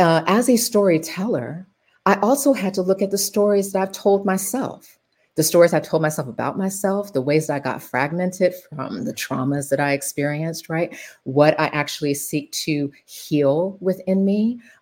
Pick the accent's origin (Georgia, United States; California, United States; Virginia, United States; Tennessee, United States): Georgia, United States; Macon; growing up in Macon